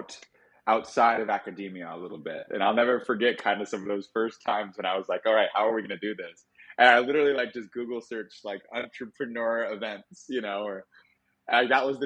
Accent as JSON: {"language": "English", "town": "Minneapolis", "region": "Minnesota", "country": "United States", "also_born_or_lived": "Madison, Wisconsin / Austin, Texas", "moved": "as an adult", "lives_now": "Miami, United States", "said": "I'm Minnesota boy through and through"}